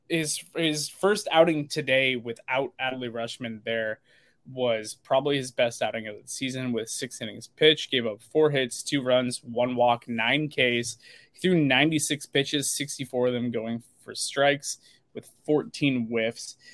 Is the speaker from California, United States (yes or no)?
no; Portland, Oregon, United States; also born or lived in Sherwood, Oregon; I grew up in the Portland, Oregon suburbs that I was born and raised around there